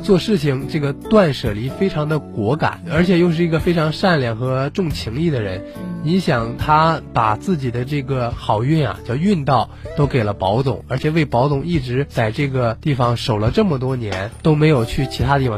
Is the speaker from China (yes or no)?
yes; northern China, China; also born or lived in Fujian; 因为我是个北方人